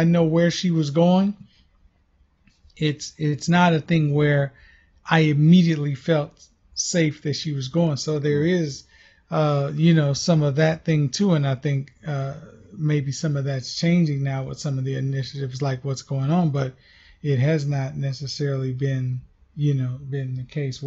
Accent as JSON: {"language": "English", "region": "Missouri", "country": "United States", "tie": "born or raised there", "moved": "yes", "lives_now": "Georgia, United States", "said": "I grew up in Missouri, and even coming here to Georgia"}